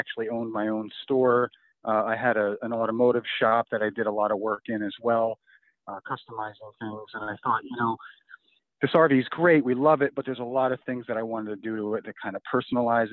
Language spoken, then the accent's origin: English; Pennsylvania, United States; I'm from Pennsylvania originally. I still live in Pennsylvania, work in Pennsylvania